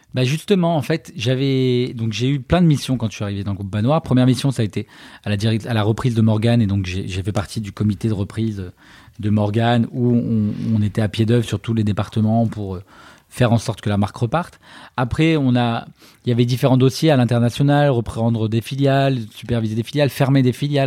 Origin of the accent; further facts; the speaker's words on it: Paris, Île-de-France, France; also born or lived in China / London; Je suis né à Paris